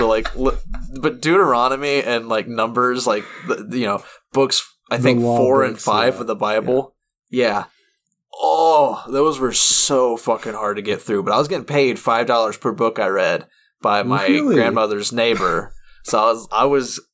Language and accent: English; United States; I'm American